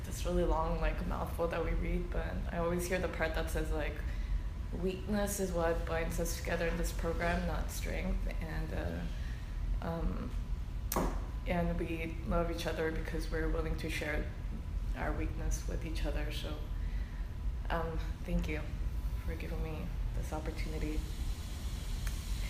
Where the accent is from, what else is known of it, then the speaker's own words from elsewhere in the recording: United States; I'm Korean American